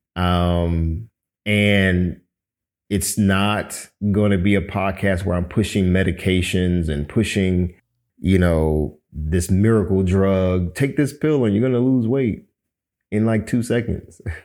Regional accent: Miami, Florida, United States; I'm originally from Miami, Florida, born to a Cuban father and a Jamaican mother

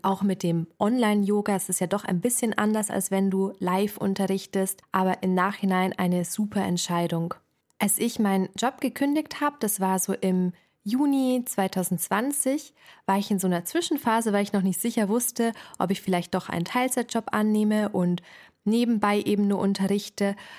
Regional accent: Ingolstadt, Bavaria, Germany; Ich komme aus Ingolstadt

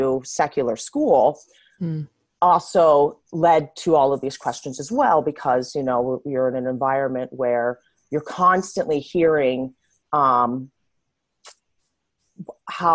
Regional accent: New Jersey, United States; now in Los Angeles, United States; I grew up in South Jersey

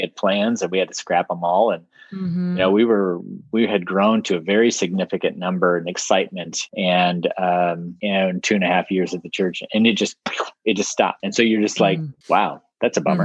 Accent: Ohio, United States; I grew up up in Ohio, you know, kind of mid Midwest

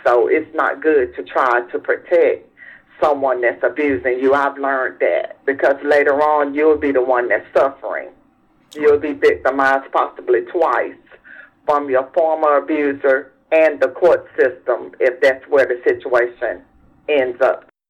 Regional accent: South Carolina, United States; I'm from South Carolina

